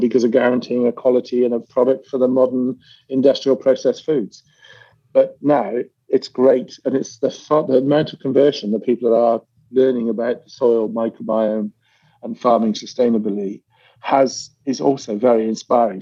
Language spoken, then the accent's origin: English; United Kingdom; being British